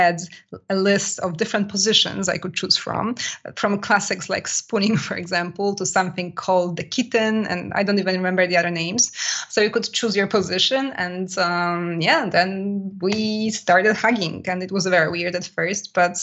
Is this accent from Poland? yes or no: yes; Poland; now in France; Poland as well, which is my home country, by the way, if anybody wonders about my accent